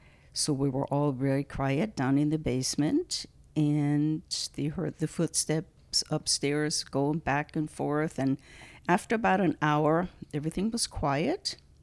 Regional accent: Germany; now in United States; I grew up in Germany. I was born and raised in Germany.

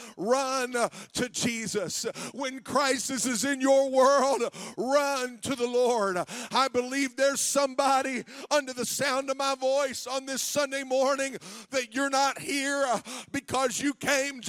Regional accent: Zanesville, Ohio, United States; we're from Zanesville

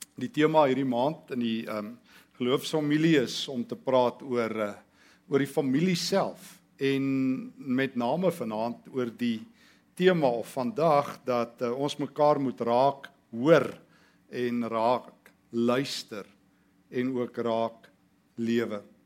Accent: South Africa; in die tyd toe ons groot geword het in Suid-Afrika

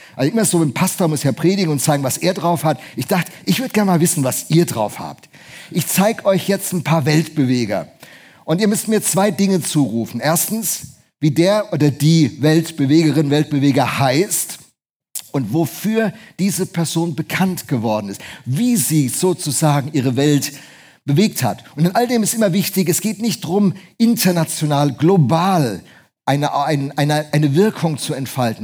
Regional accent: Bremen, Germany; moved away; Hat mich als Bremer enorm gefreut

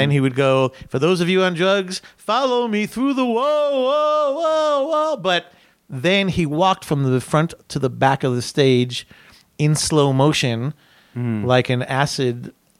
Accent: San Francisco, California, United States; because we're from San Francisco

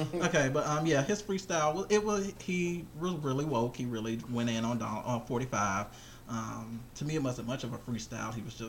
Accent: Florida, United States; being from Florida

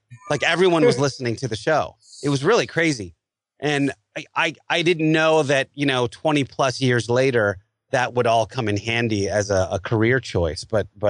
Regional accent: Ohio, United States; also born or lived in Philadelphia, Pennsylvania; I was from Ohio and from Philadelphia. We had brutal winters up there

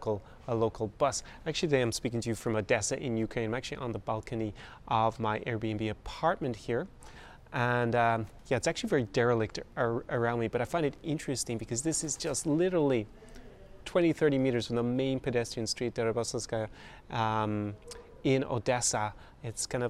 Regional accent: Ireland; I grew up in Ireland

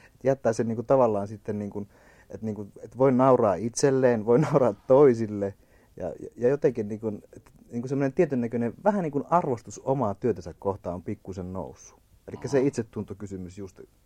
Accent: Kainuu, Finland; mä oon itse alun perin kainuulainen

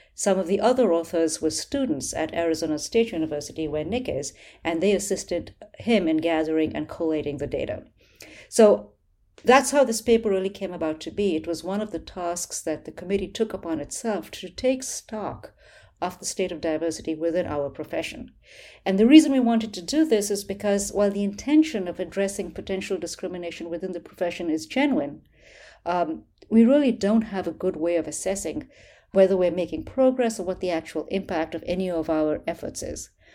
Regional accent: New Delhi, Delhi, India; I grew up in New Delhi, India

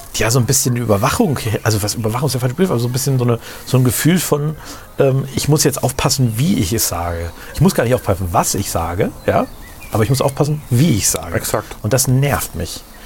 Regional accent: Rotenburg, Germany; im Krankenhaus in Rothenburg mhm. wo ich geboren bin in dem Krankenhaus

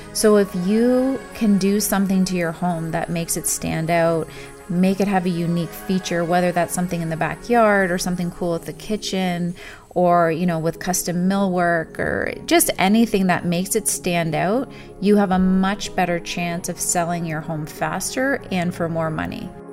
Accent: Burlington, Ontario, Canada; also born or lived in Saudi Arabia / Germany; I'm born and raised in Burlington.

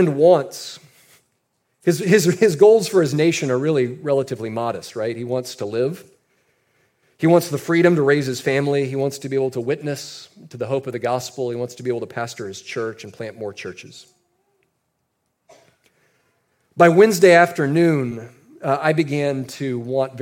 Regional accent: United States; us as Americans

